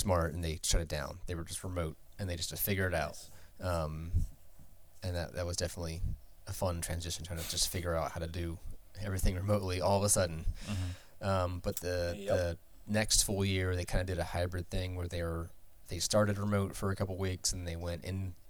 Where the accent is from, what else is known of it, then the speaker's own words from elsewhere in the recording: Harrisburg, Pennsylvania, United States; moved away as an adult; also born or lived in Washington, D.C.; now in Philadelphia, United States; I grew up in PA. I grew up in Harrisburg, which is the capital